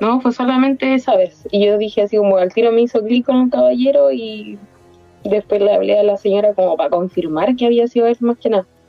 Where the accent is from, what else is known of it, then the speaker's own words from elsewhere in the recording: Maipú, Santiago Metropolitan Region, Chile; Yo soy de Chile